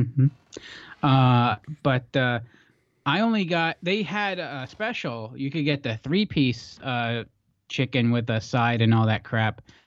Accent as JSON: {"language": "English", "region": "Pennsylvania", "country": "United States", "tie": "born or raised there", "said": "We grew up in the East Belt, pretzel country"}